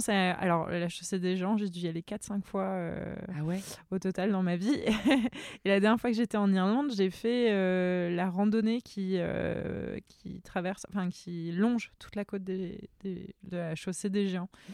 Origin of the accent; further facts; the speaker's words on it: France; I'm a French photographer